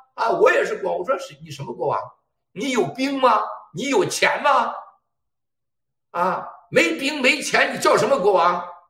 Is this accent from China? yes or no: yes; China; 我们中国人是真是有，啊，有了天下最美的这种善良的品德啊，还有了这种团结的智慧